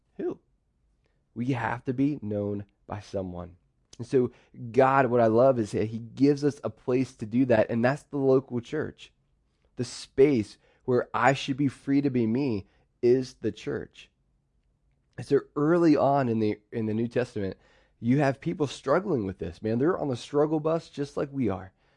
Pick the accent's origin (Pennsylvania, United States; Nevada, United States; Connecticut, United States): Pennsylvania, United States; Pittsburgh; So I grew up in Pittsburgh